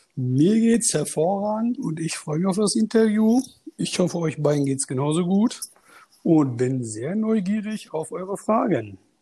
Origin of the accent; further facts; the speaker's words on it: Münster, North Rhine-Westphalia, Germany; also born or lived in Turkey; bin 38 Jahre alt und komme aus Münster. Und geboren bin ich in der Türkei.